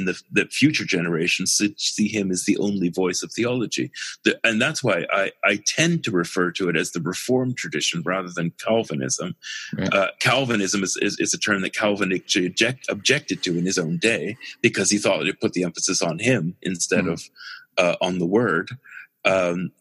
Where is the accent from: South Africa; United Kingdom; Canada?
Canada; Winnipeg, Manitoba; moved away; also born or lived in Halifax, Nova Scotia; I have enormous affection for Winnipeg, because that's where I grew up